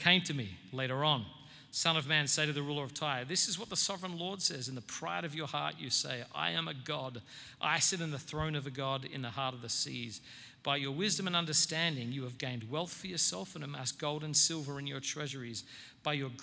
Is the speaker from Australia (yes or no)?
yes; Australia; now in United States; I'm not a self-righteous Australian